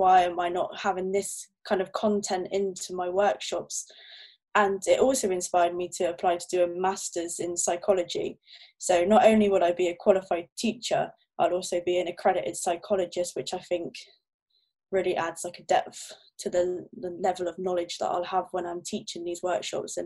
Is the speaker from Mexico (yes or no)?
no; Torquay, South West England, United Kingdom; now in Plymouth, United Kingdom; I'm originally from Torquay in Devon